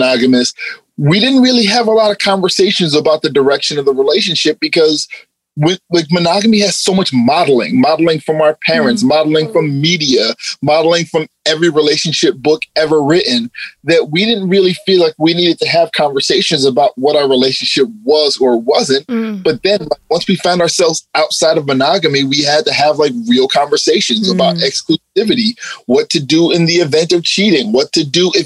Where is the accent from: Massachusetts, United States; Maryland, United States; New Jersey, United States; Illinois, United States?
New Jersey, United States; moved away as an adult; also born or lived in Philadelphia area; now in Philadelphia, United States; I'm originally from North Jersey. I'm a Jersey boy, but I've been living in the Philadelphia area